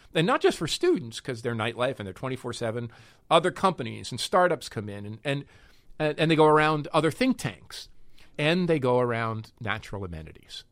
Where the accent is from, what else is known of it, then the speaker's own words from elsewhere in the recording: North Arlington, New Jersey, United States; also born or lived in Newark, New Jersey; the place I grew up in New Jersey, after my folks moved from Newark, North Arlington